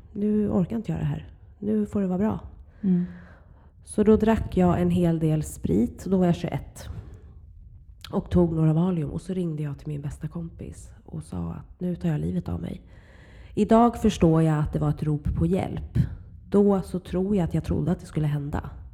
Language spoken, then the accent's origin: Swedish; Huddinge, Stockholm County, Sweden; Jag växte upp i Flemingsberg i mm. Huddinge kommun.